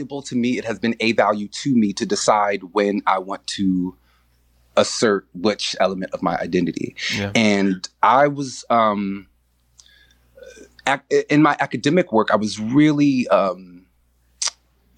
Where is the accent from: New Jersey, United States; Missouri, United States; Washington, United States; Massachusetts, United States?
New Jersey, United States; New Brunswick; now in Newark, United States; when I was growing up in New Brunswick